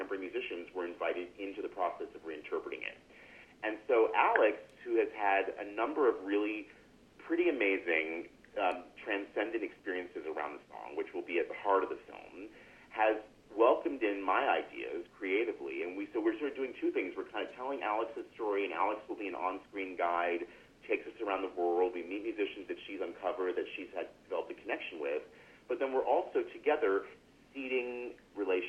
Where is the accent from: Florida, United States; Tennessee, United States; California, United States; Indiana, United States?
California, United States; Los Angeles; moved away as an adult; now in San Francisco, United States; I really did not know other kids in my immediate milieu of growing up in Los Angeles